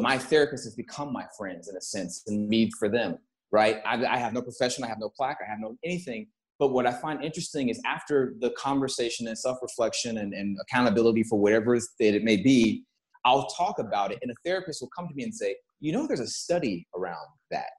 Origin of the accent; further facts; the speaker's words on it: Texas, United States; moved away; I come from Texas.